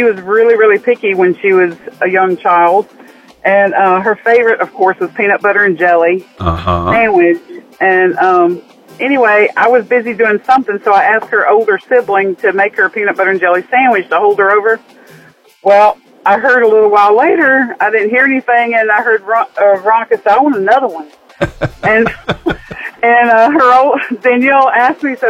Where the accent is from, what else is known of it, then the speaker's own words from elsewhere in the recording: Florida, United States; moved away; we're from Florida